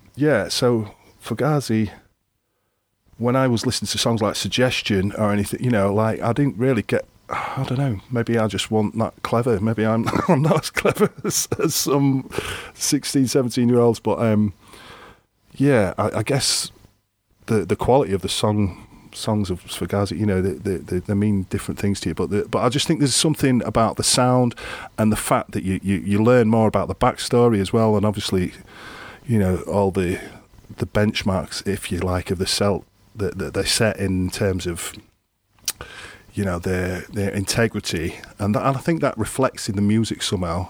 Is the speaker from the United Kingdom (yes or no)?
yes; Grimsby, Yorkshire and the Humber, United Kingdom; I grew up in Grimsby, which is like a, an East Coast